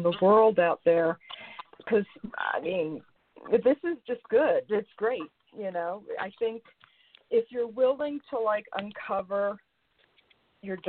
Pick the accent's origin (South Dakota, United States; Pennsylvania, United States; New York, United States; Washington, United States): New York, United States; New York City; I'm from New York, I'm from the city